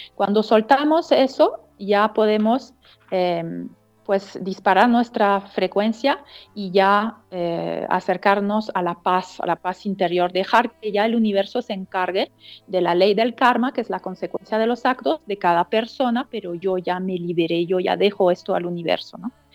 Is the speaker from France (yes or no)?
yes; Strasbourg, Grand Est, France; Spanish is a second language; moved away as an adult; also born or lived in Sacred Valley, Peru; now in Peru; yo nací en eh, una ciudad que se llama Estrasburgo, que es frontera con Alemania, en el norte-este de Francia.